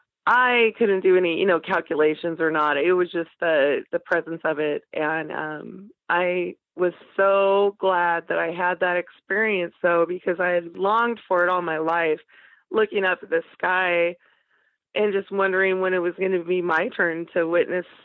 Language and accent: English; Boise, Idaho, United States; moved away as an adult; also born or lived in Portland, Oregon; I grew up in Boise where we didn't have volcanoes